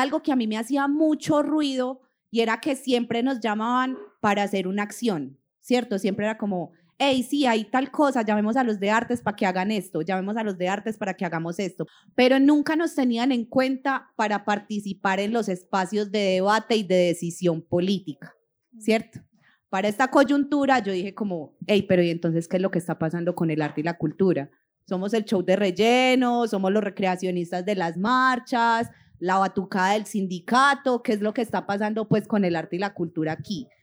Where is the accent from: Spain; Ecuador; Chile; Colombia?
Colombia; como población colombiana